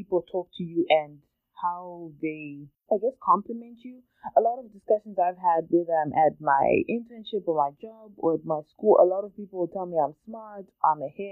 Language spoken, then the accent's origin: English; Zimbabwe; growing up in Zimbabwe, which is where I grew up with my twin sister and my family